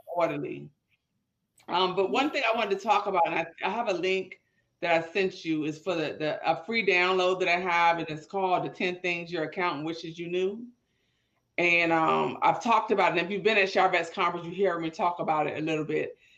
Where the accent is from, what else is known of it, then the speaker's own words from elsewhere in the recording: Petersburg, United States; growing up in Petersburg